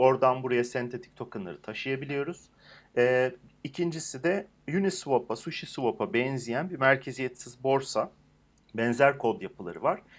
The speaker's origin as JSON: {"language": "Turkish", "country": "Turkey", "said": "bir Türk olarak"}